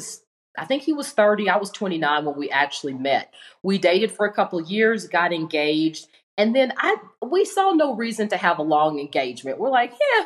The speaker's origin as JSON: {"language": "English", "region": "Tennessee", "country": "United States", "moved": "as an adult", "lives_now": "Arizona, United States", "said": "I'm originally from Tennessee and I had moved here on my own."}